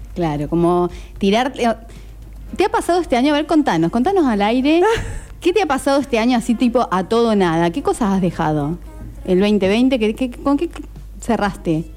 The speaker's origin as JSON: {"language": "Spanish", "region": "Córdoba", "country": "Argentina", "also_born_or_lived": "Esquel, Chubut", "moved": "as an adult", "lives_now": "Necochea, Argentina", "said": "Soy cordobesa. Y me vine a vivir a Necochea hace 10 años"}